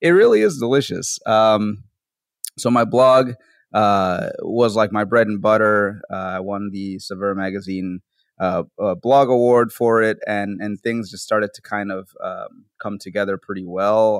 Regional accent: New Orleans, Louisiana, United States; also born or lived in Bronx, New York; I'm from New Orleans, so I was working there for a while as a cook

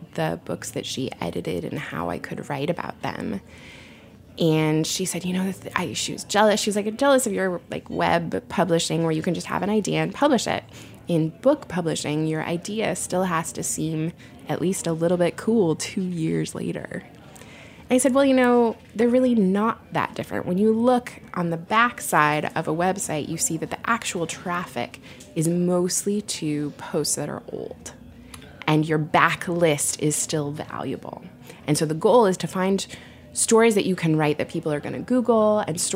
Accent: Portland, Oregon, United States; I'm from Portland

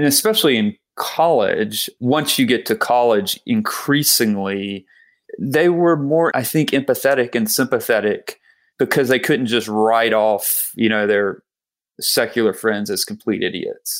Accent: South Georgia, United States; I grew up in South Georgia

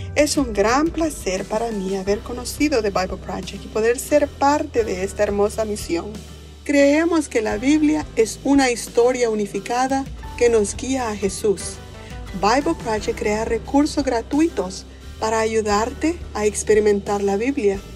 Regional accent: El Salvador; soy del Salvador.

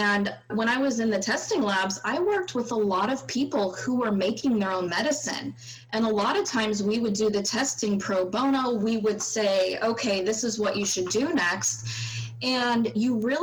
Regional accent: East Bay, Northern California, United States; also born or lived in Madison, Wisconsin; I grew up in Northern California in okay. the East Bay area

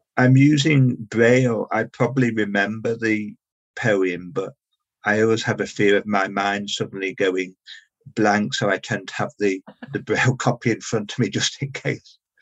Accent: Liverpool, North West England, United Kingdom; now in London, United Kingdom; I live and work in London, but I'm originally from Liverpool

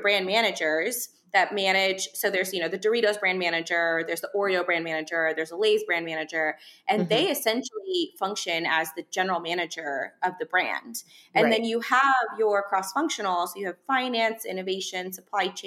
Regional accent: Euless, Texas, United States; I was from a town called Euless, Texas, where, you know, it's lower socioeconomic households. We, for lack of better words, we grew up kind of poor

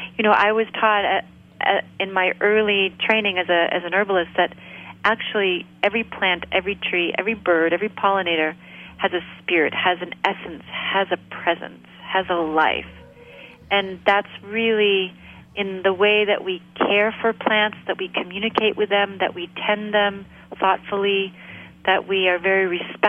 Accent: Maine, United States; I grew up here in Maine. I grew up in a really rural area

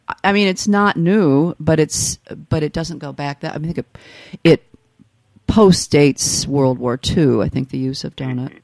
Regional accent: Midwest, United States; But I grew up in the Midwest, and we had a company, again a Southern company

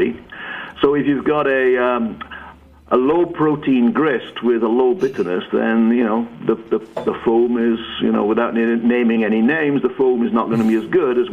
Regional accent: England, United Kingdom; accent: northern British; moved away as an adult; now in United States; I was born in England

